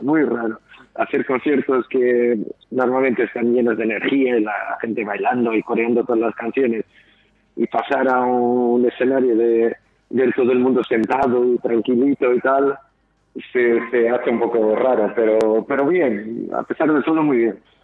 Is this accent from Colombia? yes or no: no; Portugal; moved away as an adult; now in Bilbao, Spain; yo soy de Portugal